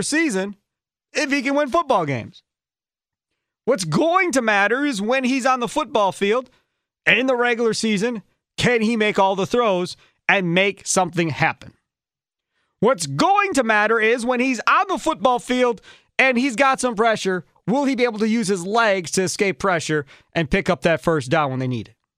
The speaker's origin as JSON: {"language": "English", "town": "Kenosha", "region": "Wisconsin", "country": "United States", "tie": "born or raised there", "said": "growing up in Kenosha"}